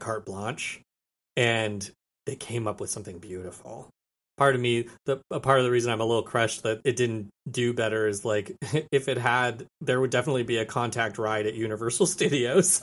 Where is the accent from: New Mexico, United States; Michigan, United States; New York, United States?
New Mexico, United States; a small town outside of Albuquerque; now in Austin, United States; I'm from Albuquerque, a town, a small town outside of Albuquerque, New Mexico. I l, now live in Austin, Texas